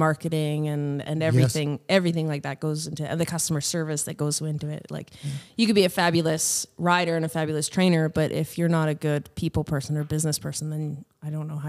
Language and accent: English; Chilliwack, British Columbia, Canada; moved away as an adult; now in Turner Valley, Canada; The Fraser Valley. Yeah, I grew up in Chilliwack. I grew up in Chilliwack. All my family still lives out there. So I lived out there until I graduated high school and moved out here for college.